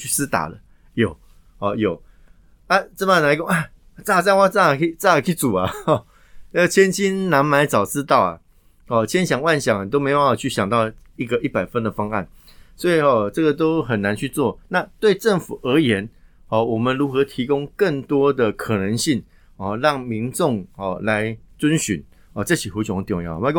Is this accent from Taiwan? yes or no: yes; southern Taiwan, Taiwan; 我南部人啊，哦，我从外小朋友们上去南部啊，公阿妈狗啊